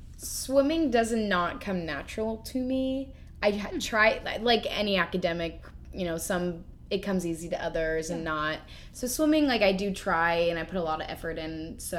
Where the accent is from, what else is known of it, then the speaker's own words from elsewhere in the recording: Washington, United States; moved away; I'm originally from Washington, small suburb. I'm an only daughter, and I have one older brother. He's also in the area.